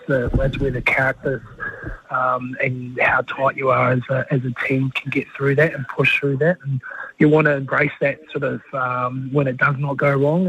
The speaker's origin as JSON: {"language": "English", "country": "New Zealand", "said": "I'm the Kiwi"}